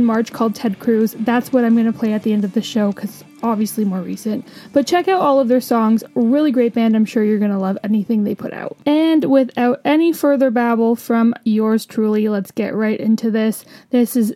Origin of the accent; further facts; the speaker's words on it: Canada; I'm a Canadian